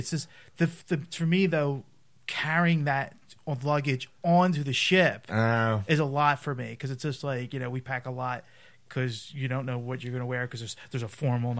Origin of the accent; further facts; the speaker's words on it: Philadelphia, Pennsylvania, United States; I'm from Philly.